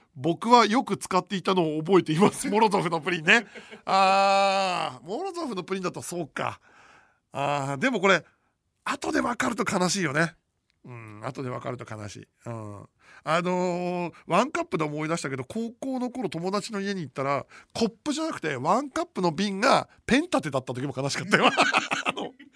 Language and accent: Japanese; Iwaki, Fukushima, Japan; 福島県いわき市です